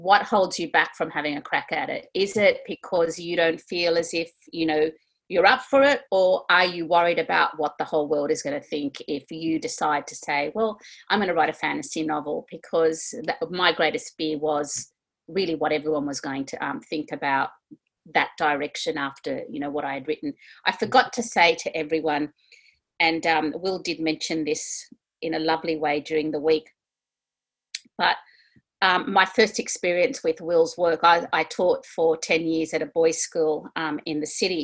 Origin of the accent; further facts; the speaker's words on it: Sydney, New South Wales, Australia; we're from Sydney.